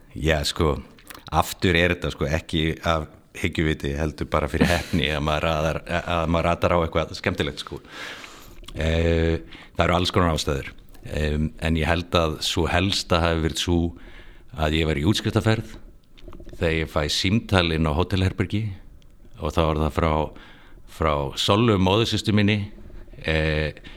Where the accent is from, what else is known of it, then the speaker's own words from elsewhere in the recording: Reykjavík, Capital Region, Iceland; moved away as an adult; ég er alveg upp í Fossvói eh, og var þar að eh, bjóð tömstöðum, Kurlandi fyrst og svo Bjarmalandi